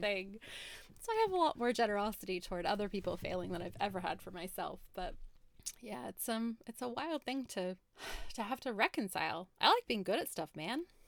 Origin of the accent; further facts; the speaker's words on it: United States; growing up in America